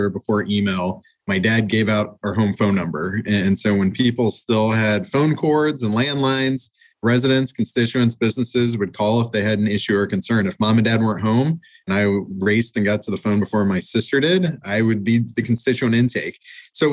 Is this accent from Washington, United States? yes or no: no; Columbus, Ohio, United States; Born and raised in Columbus